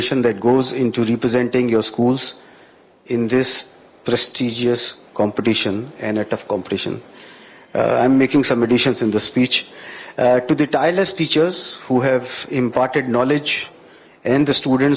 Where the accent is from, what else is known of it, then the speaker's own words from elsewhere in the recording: India; now in Ghana; I'm an Indian